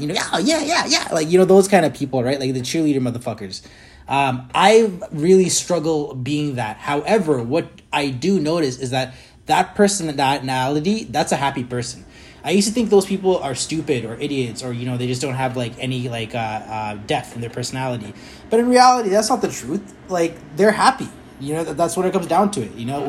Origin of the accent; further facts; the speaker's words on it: Kenya; moved away; I came from Kenya in the 90s in the middle of, like, one of the world's greatest AIDS epidemic in the world, right?